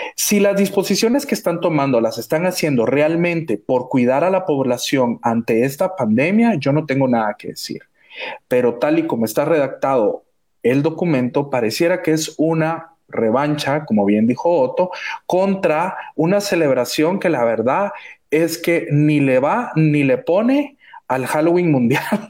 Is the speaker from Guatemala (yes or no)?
yes; Guatemala; somos guatemaltecos